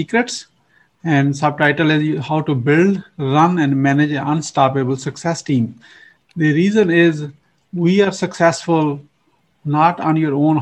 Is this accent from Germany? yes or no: no; Pakistan; now in United States; I'm originally from Pakistan. You probably know my accent is not from, you know, it's imported